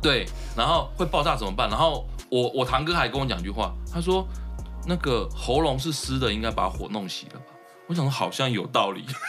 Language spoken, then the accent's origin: Chinese; Taichung, Taiwan; 我也是台中的